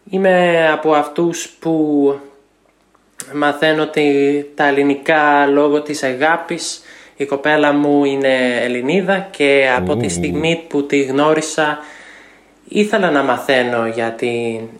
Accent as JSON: {"language": "Greek", "country": "United States", "second_language": "Greek", "said": "είμαι από την Αμερική και είμαι 26 χρονών."}